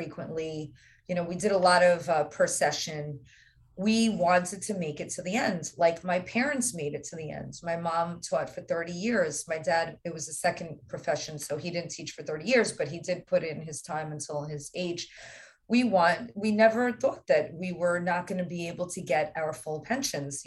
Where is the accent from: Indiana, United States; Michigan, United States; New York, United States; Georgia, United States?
New York, United States; my home state